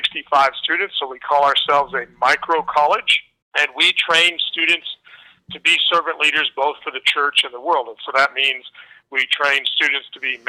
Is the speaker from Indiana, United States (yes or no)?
yes; Northeast Indiana, United States; moved away as an adult; now in Michigan, United States; I grew up in Northeast Indiana on a small farm outside of a little town